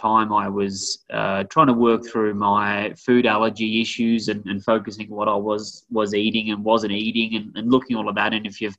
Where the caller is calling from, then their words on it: Boulder, Colorado, United States; So I am here in beautiful, sunny Boulder, Colorado.